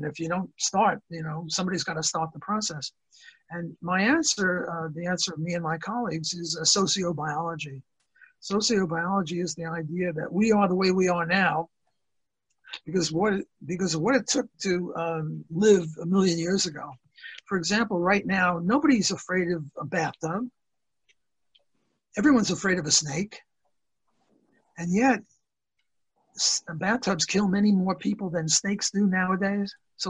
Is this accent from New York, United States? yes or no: yes; New York City, New York, United States; Because we're both from Brooklyn